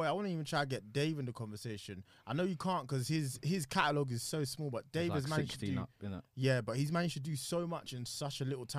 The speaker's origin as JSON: {"language": "English", "region": "London", "country": "United Kingdom", "said": "I'm from Southeast, so you already know we have to show respect."}